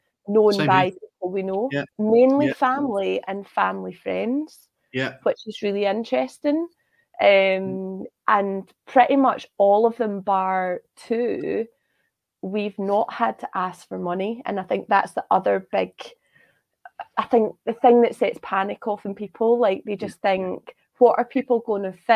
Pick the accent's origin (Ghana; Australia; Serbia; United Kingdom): United Kingdom; Scotland; I'm Scottish